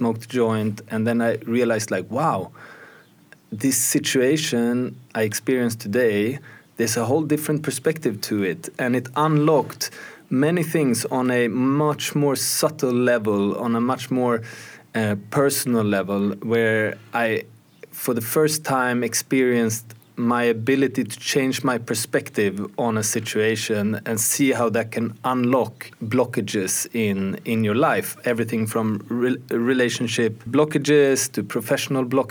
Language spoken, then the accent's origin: English; Sweden; I grew up in Sweden